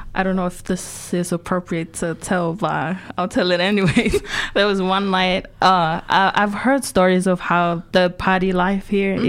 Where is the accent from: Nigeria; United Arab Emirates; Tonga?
Tonga; moved away as an adult; now in Dunedin, New Zealand; growing up in Tonga